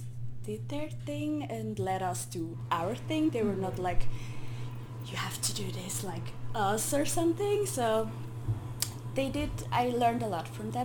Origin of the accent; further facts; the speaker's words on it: Switzerland; first language Swiss German; English is a second language; I grew up in Switzerland.